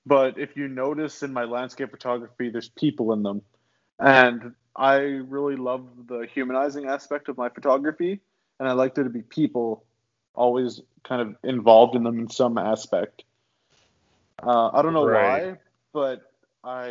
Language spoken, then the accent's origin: English; Chamberlain, Saskatchewan, Canada; moved away as an adult; now in Vancouver Island, Canada; I grew up in Saskatchewan. I grew up outside of a town called Chamberlain for a bit. It's where I finished high school.